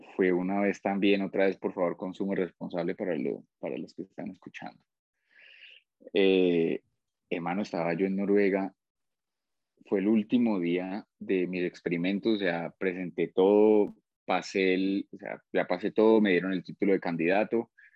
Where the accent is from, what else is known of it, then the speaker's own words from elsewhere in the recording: Colombia; also born or lived in Australia; now in Pereira, Colombia; Salí de Colombia el, en septiembre, finales de agosto del 2007